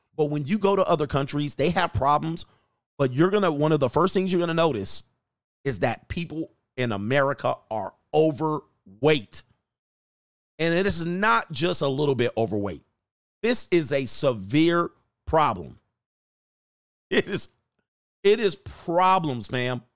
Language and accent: English; United States; also born or lived in California; I'm American.